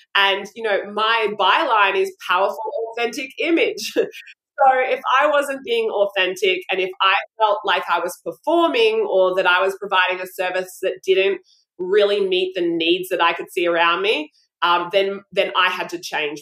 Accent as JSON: {"language": "English", "town": "Brisbane", "region": "Queensland", "country": "Australia", "said": "I'm from Brisbane, Australia"}